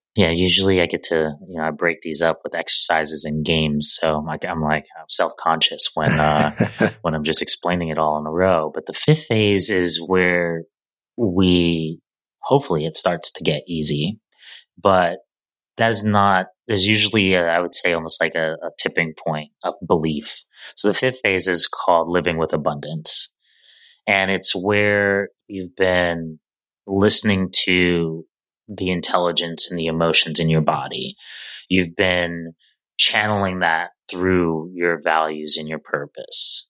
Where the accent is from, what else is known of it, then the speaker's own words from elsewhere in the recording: New York City, New York, United States; as a New Yorker